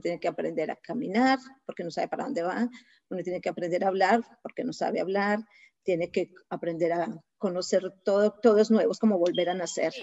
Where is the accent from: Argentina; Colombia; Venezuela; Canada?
Colombia; moved away as an adult; now in United States; soy colombiana, 100%